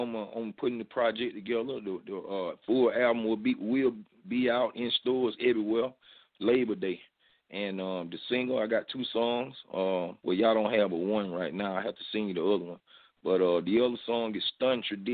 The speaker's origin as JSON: {"language": "English", "town": "Albany", "region": "Georgia", "country": "United States", "said": "I'm from Albany, GA"}